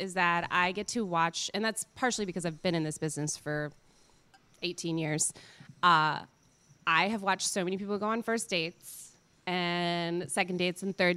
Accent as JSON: {"language": "English", "town": "Beaver Dam", "country": "United States", "tie": "born or raised there", "said": "I grew up in Beaver Dam, and I grew up on a farm."}